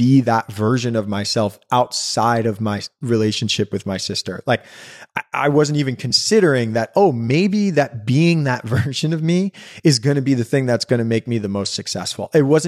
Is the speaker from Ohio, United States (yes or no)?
no; Brooklyn, New York, United States; We grew up on the garden apartment of a brownstone in Fort Greene, which means like the first floor.